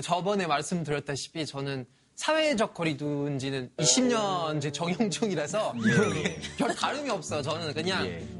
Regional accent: France; Korean is a second language; now in South Korea; 프랑스에서 온

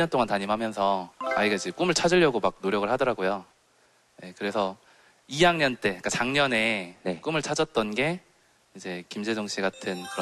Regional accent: Suncheon, South Jeolla, South Korea; also born or lived in Goheung; 네, 순천에서. 전남 순천에서 왔어요.

